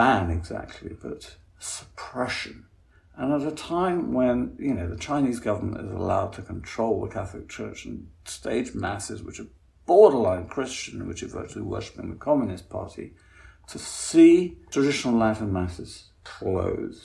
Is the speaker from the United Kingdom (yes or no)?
yes; England, United Kingdom; Speaking as an Englishman